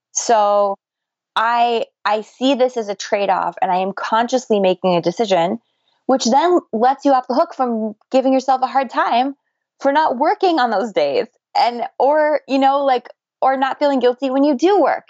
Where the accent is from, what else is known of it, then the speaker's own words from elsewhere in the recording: United States; accent: American; my American accent